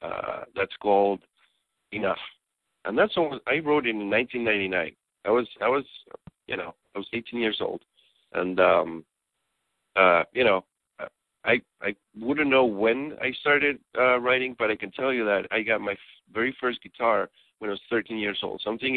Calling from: Athens, Georgia, United States; I am calling you from beautiful Athens, Georgia.

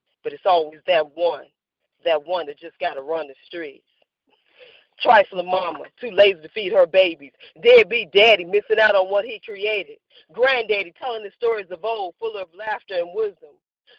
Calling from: Gary, Indiana, United States; I'm calling from Gary, Indiana.

